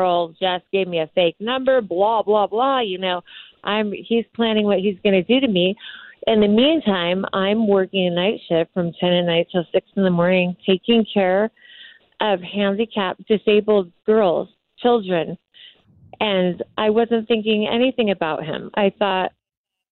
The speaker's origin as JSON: {"language": "English", "town": "Morongo Valley", "region": "California", "country": "United States", "tie": "born or raised there", "said": "I grew up in Morongo Valley with no electricity or running water until I was in my teen years"}